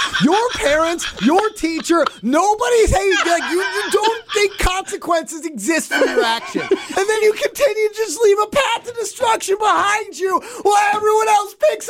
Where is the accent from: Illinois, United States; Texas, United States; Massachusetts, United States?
Massachusetts, United States; Boston; when I was growing up in the Boston area